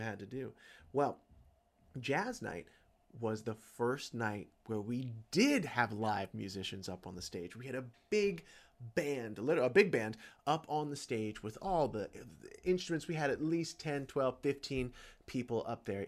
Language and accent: English; Georgia, United States; I was born in Georgia